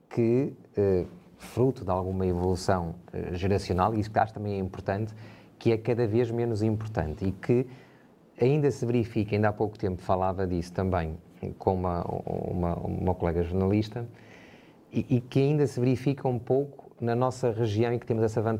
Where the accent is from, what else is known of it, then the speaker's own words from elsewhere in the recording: Portugal; Todos nós somos portugueses de pleno direito, todos nós temos deveres, mas também temos uh, direitos, e isso é um direito uh, constitucional.